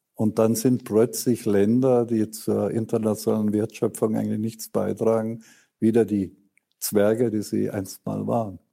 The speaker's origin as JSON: {"language": "German", "country": "Germany", "said": "Das ist eine große Ehre als Deutscher in diesem Fall"}